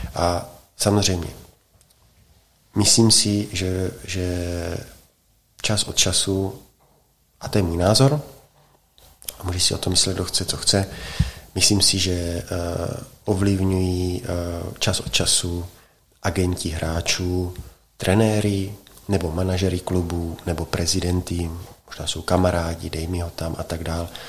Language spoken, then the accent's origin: Czech; Czechia; jsem Čech